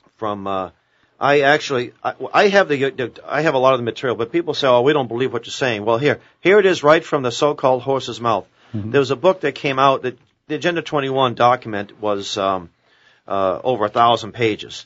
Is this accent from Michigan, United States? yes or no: no; Boston, Massachusetts, United States; growing up in Boston